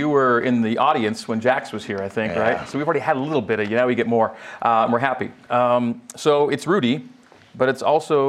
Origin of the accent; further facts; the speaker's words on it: Ontario, Canada; moved away; I was born in Ontario and grew up in Canada